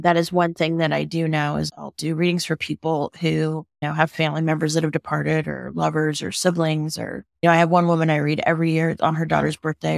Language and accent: English; California, United States; moved away as an adult; now in Boulder, United States; I live in Boulder, Colorado, and I'm native Californian